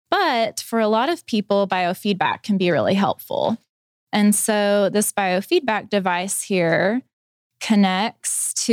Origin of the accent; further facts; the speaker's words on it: Gentry, Arkansas, United States; also born or lived in Fort Smith; I grew up in Gentry.